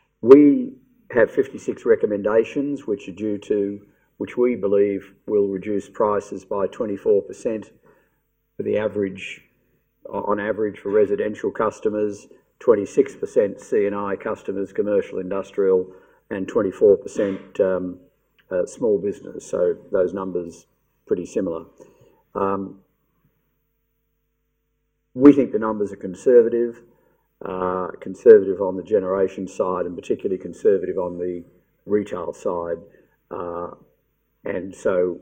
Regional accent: Victoria, Australia; I'm in Victoria, it's my home state

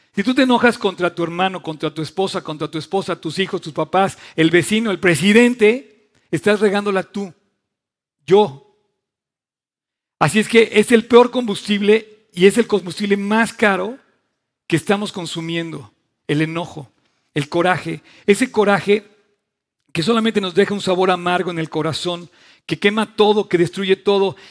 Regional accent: Mexico; yo quiero a México, amo a mi país

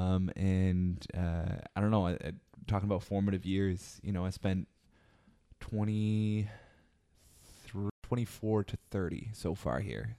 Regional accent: Vancouver, British Columbia, Canada; moved away as an adult; now in Ottawa, Canada; I'm from Vancouver originally and, you know, I've, I've moved to Ottawa

